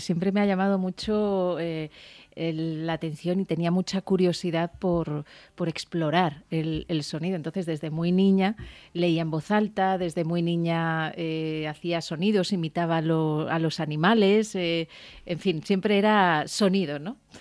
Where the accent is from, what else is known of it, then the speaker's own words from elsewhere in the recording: Alicante, Valencian Community, Spain; moved away; fíjate que era mi tierra